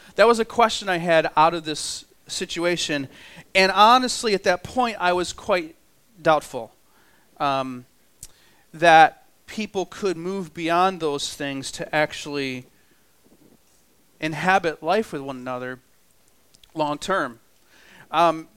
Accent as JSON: {"language": "English", "region": "New York", "country": "United States", "said": "I'm from New York, and we have about a foot of snow there right now"}